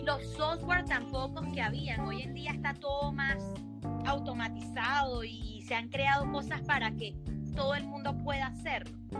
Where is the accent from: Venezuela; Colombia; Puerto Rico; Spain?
Venezuela; Chichiriviche, Falcón; moved away as an adult; now in Aruba; yo crecí en Chichiribichi